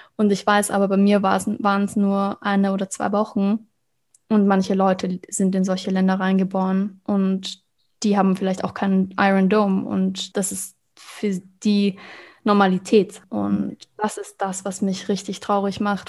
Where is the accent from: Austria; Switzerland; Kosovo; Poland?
Austria; Vienna; also born or lived in Israel; für uns als Wiener